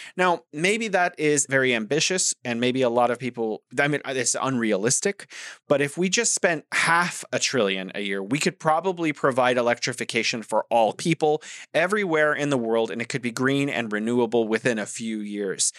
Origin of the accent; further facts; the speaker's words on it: United States; as an American